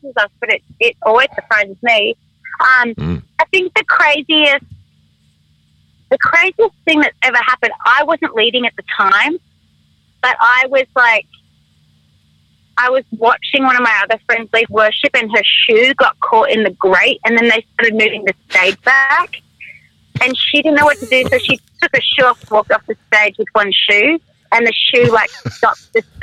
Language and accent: English; Australia; I'm Australian